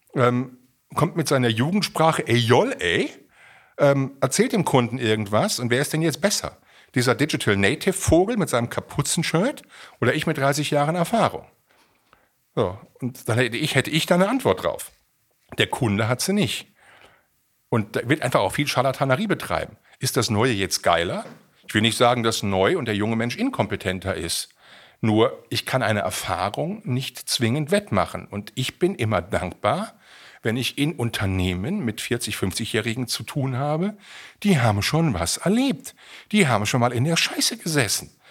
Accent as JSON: {"language": "German", "town": "Siegen", "region": "North Rhine-Westphalia", "country": "Germany", "tie": "born or raised there", "said": "meiner Heimatregion in Siegen"}